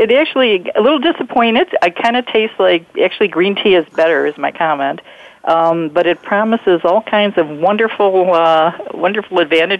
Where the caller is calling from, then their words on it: New York, United States; also born or lived in Latin America; I'm actually in the East Coast. I'm in New York, unbelievably, since I've been spending most of my time in Latin America